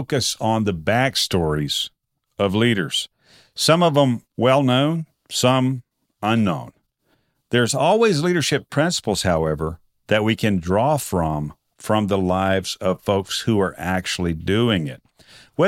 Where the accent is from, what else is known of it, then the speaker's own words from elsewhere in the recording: Texas, United States; being from Texas